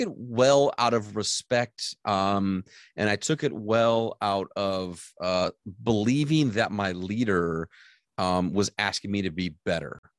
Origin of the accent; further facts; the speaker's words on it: Michigan, United States; I grew up in Michigan, uh, and I moved from the lower part of Michigan to the upper part of Michigan